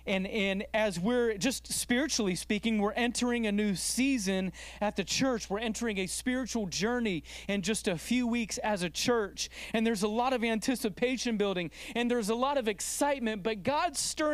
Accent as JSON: {"language": "English", "country": "United States", "said": "as an American culture"}